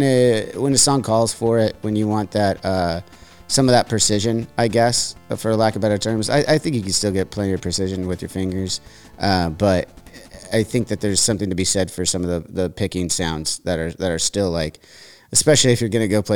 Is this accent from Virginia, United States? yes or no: no; Santa Barbara, California, United States; So growing up in Santa Barbara, I love that you mentioned the style of bass that we grew up on